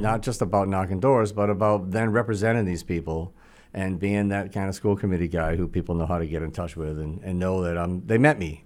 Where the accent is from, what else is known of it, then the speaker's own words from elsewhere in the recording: Attleboro, Massachusetts, United States; also born or lived in Boston; I was born actually in Boston, but when I was about three months old, my parents moved to Attleboro